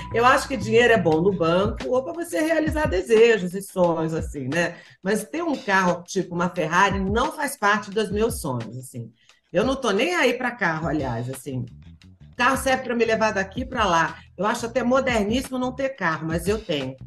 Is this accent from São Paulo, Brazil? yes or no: no; Goiânia, Goiás, Brazil; Eu nasci em Goiânia